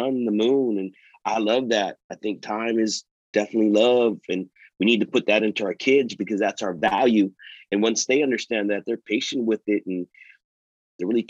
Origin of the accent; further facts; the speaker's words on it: California, United States; I'm from California.